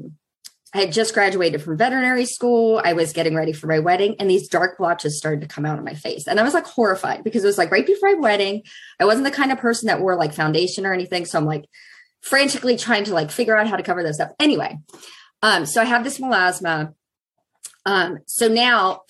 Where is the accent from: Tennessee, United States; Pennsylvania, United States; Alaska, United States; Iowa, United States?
Pennsylvania, United States; now in Plymouth, United States; I grew up in Pennsylvania